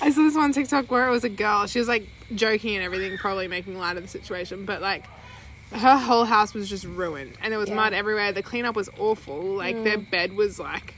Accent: Australia; we grew up on Vegemite

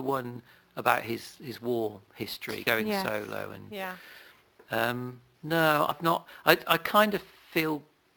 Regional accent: Worcestershire, West Midlands, United Kingdom; now in Northamptonshire, United Kingdom; I'm from Worcestershire originally.

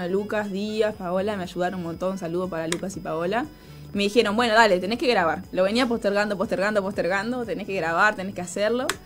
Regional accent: Montevideo, Uruguay; tengo 24, soy de acá de Uruguay, de Montevideo. bueno, soy cristiana, aparte de que mis padres son pastores.

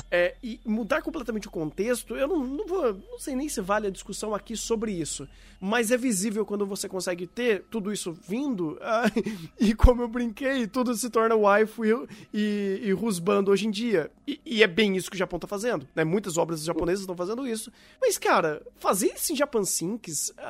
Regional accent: Brazil; Sou é, brasileiro.

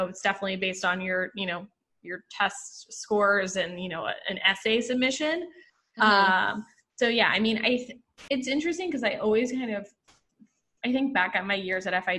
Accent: Puerto Rico; moved away as an adult; now in New York City, United States; I grew up in Puerto Rico

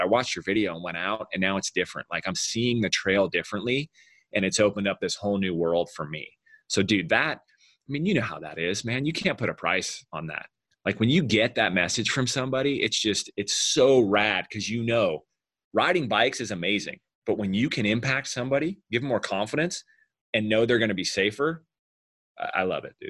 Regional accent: Southern California, United States; we grew up in Southern California

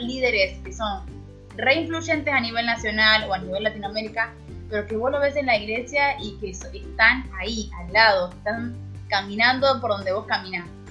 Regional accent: Neuquén, Argentina; vine sola de Neuquén.

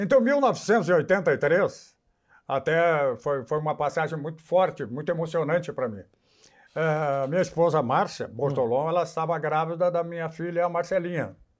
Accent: interior of Paraná, Brazil; also born or lived in Curitiba; now in Porto Alegre, Brazil; eu sou do interior do Paraná e a minha, a minha formação radiofônica é paulista

